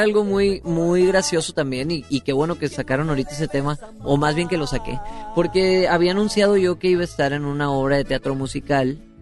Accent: Guasave, Sinaloa, Mexico; soy de Guasave, Sinaloa.

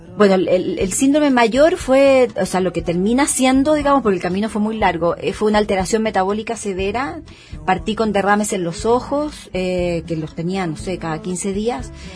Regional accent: Chile; yo soy chilena

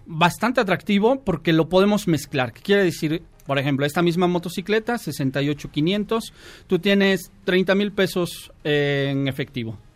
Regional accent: Toluca, State of Mexico, Mexico; yo soy de Toluca, vivo, allá, viajo diario hasta Toluca

